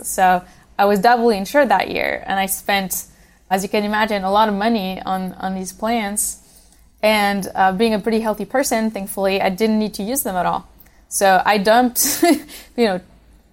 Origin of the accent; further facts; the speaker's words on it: Switzerland; now in United States; I grew up in Switzerland.